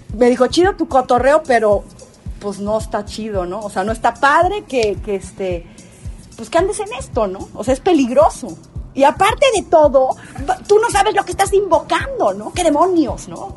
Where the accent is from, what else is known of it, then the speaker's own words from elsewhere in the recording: Tehuacán, Puebla, Mexico; now in San Andrés Cholula, Mexico; Tehuacán, que es mi pueblo natal, Puebla